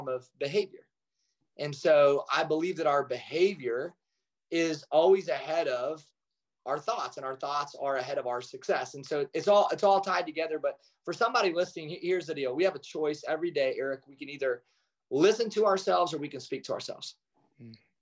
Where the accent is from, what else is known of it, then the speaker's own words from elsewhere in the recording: Kalona, Iowa, United States; I grew up in Kelowna, Iowa, which is the largest Amish community west of the Mississippi.